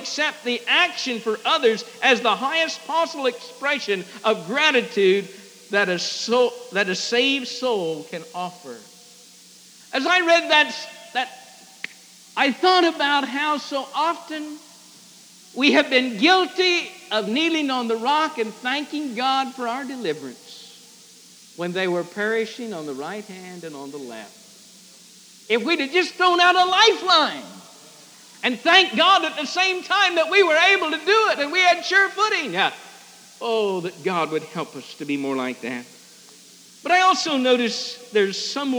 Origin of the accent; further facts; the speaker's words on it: Fishhook, Illinois, United States; But to me, hometown is Fishhook, Illinois, the Manley farm